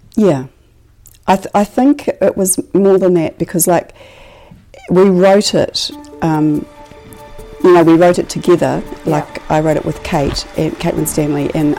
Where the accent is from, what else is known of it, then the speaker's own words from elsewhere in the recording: Christchurch, Canterbury, New Zealand; raised in Christchurch and I grew up in Riccarton and um, near Dean's Bush